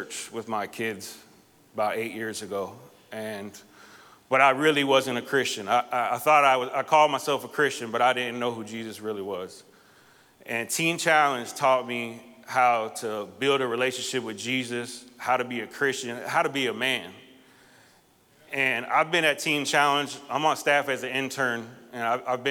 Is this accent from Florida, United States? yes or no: yes; South Florida, United States; now in Orlando, United States; I live here in Orlando, but I grew up in South Florida.